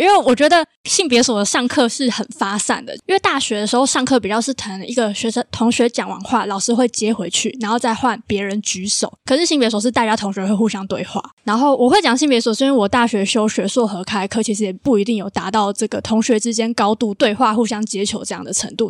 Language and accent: Chinese; Taipei, Taiwan; moved away as an adult; now in Kaohsiung, Taiwan; 我是台北人，就是很常就是一直就自己在自己的家乡